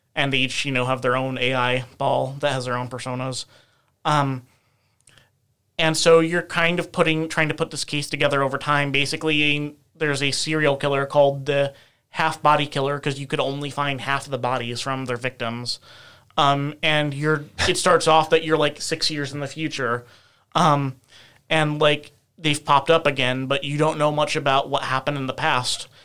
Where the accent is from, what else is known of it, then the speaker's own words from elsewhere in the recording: United States; as an American